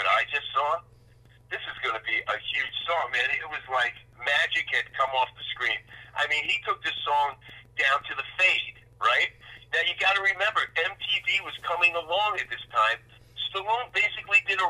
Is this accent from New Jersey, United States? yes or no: yes; Bayonne, New Jersey, United States; I was from Bayonne, New Jersey